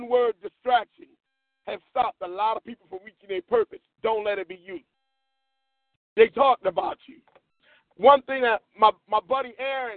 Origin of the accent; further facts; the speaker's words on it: Philadelphia, Pennsylvania, United States; growing up in West Philly